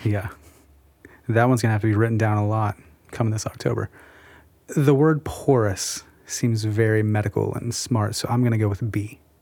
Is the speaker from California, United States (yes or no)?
no; South Central Missouri, United States; I grew up in South Central Missouri, middle of nowhere